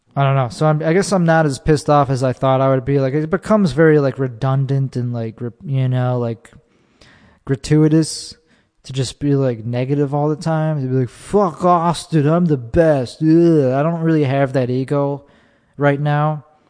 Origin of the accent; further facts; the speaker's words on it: Chicago, Illinois, United States; I'm from Chicago.